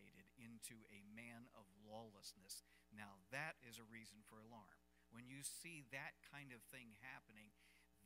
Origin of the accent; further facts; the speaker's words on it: United States; as an American